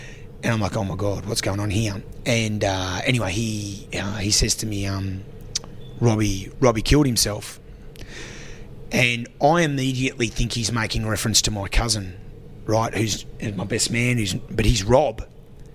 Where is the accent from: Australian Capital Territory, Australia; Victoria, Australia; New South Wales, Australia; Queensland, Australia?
Australian Capital Territory, Australia; Canberra; from Goldie Place, Canberra, mate. I grew up in Govey housing. I went to Taylor Primary School